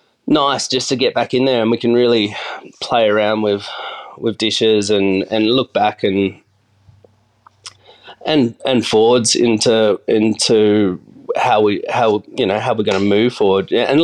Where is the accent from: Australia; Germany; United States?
Australia; Adelaide, South Australia; also born or lived in Yongala; So I grew up around Adelaide. I was born in a tiny country town called Yongala, which is out near Peterborough, near the new Tesla battery now, I suppose, near Jamestown.